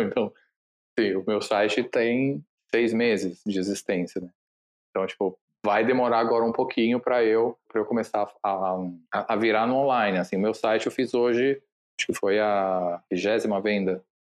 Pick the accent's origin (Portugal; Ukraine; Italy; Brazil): Italy; moved away; Eu cresci na Itália, então esse trabalho que eu fiz foi numa loja na Itália